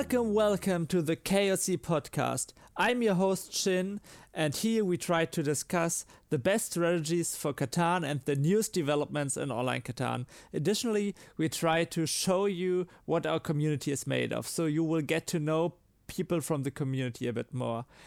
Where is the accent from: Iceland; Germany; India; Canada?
Germany; accent: German; my German accent?